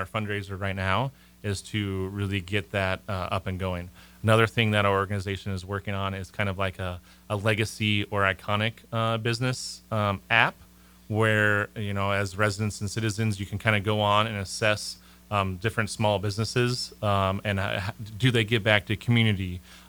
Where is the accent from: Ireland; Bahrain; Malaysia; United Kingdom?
Malaysia; I'm from Malaysia too, and they're from Malaysia.